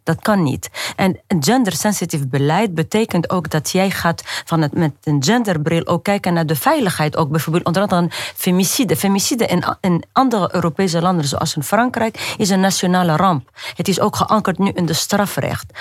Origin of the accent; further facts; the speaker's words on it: Tunisia; moved away; ik ben opgegroeid in Tunesië tussen harem vrouwen